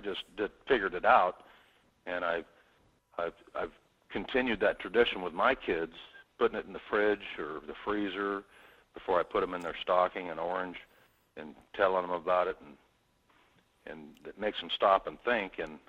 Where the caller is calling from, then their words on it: Kenai, Alaska, United States; from Kenai.